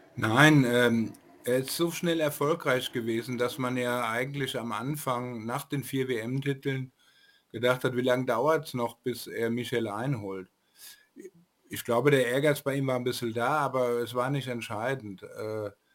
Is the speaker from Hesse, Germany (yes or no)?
yes; Frankfurt am Main, Hesse, Germany; als Frankfurter